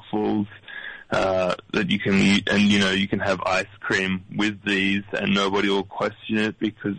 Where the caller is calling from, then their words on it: Sydney, New South Wales, Australia; Yeah, I'm calling from Sydney, Australia.